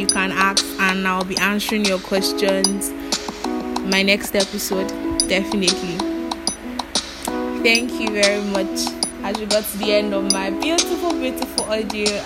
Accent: Ekiti, Nigeria; I'm from Ekiti State.

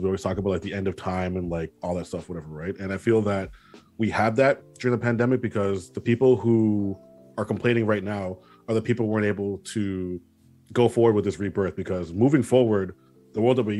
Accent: Trinidad & Tobago; I'm Trinidadian

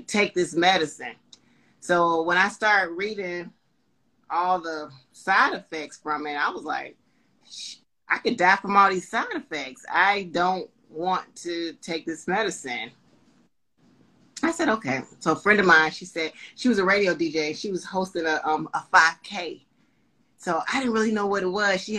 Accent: Panama City, Florida, United States; now in Charlotte, United States; My hometown is Panama City, Florida.

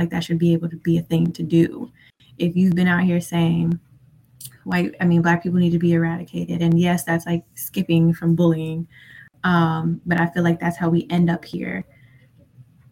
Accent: Tennessee, United States; I'm from Tennessee

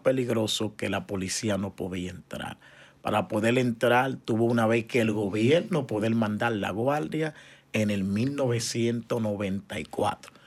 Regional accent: San Cristóbal, Dominican Republic; moved away as an adult; now in Choloma, Honduras; somos de República Dominicana, ciudad San Cristóbal, pero nací en el Hospital Juan Pablo Pina, que queda en el centro de la ciudad de San Cristóbal pero mi niñez fue en un sector llamado Jeringa

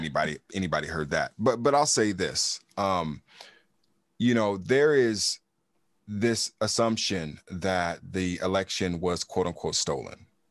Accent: Los Angeles, California, United States; moved away as an adult; also born or lived in Fort Riley, Kansas; now in Arizona, United States; I'm growing up in California. You grow up in L A, you're a Democrat

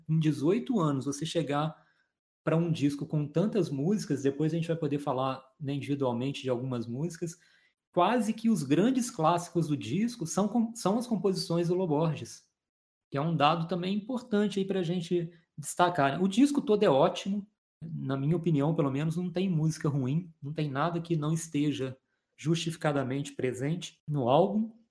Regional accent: Minas Gerais, Brazil; also born or lived in Juiz de Fora; Nós dois somos mineiros

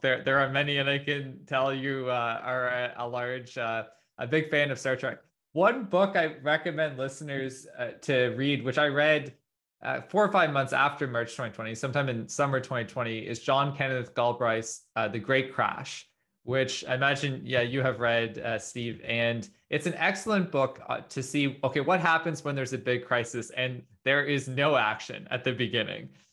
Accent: Canada; as a Canadian

